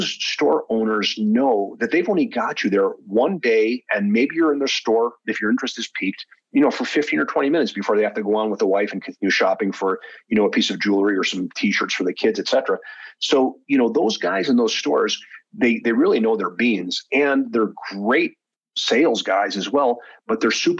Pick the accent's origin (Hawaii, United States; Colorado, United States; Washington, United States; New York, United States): New York, United States; near Buffalo; moved away as an adult; I grew up in New York State, but, you know, near to Buffalo.